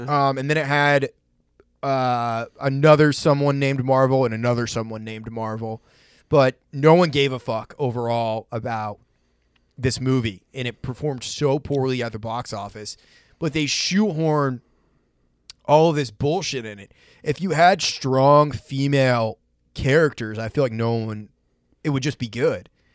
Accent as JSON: {"language": "English", "region": "Maine", "country": "United States", "tie": "born or raised there", "said": "my friend Kane that I grew up with in Maine"}